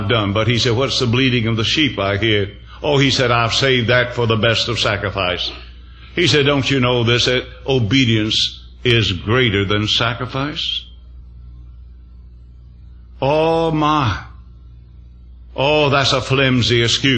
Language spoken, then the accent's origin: English; the South, United States; I came from the South